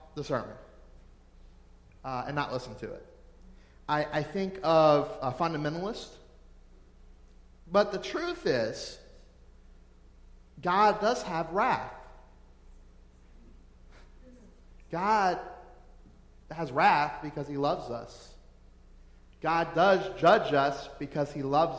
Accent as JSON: {"language": "English", "town": "New Orleans", "region": "Louisiana", "country": "United States", "said": "I'm from New Orleans, or right around there, and we party at our funerals"}